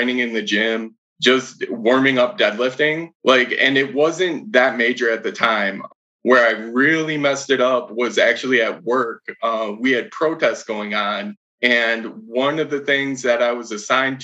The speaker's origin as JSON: {"language": "English", "town": "Madison", "region": "Wisconsin", "country": "United States", "said": "I'm from Madison, Wisconsin."}